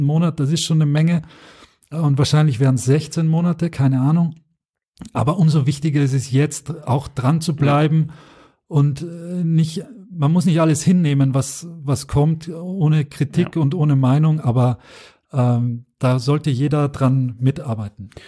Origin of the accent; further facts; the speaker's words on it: Austria; das kann ich auch als Österreicher sagen